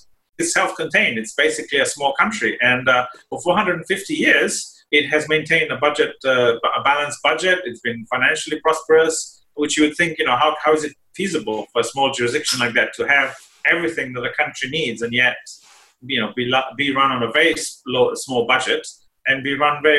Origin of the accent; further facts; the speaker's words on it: Slovenia; born there; moved away; also born or lived in Italy / United Kingdom / United States / Singapore; So I was born in Slovenia, as you mentioned before, which was Yugoslavia at the time still. And then I lived in Italy and the UK and the US and Singapore and Australia.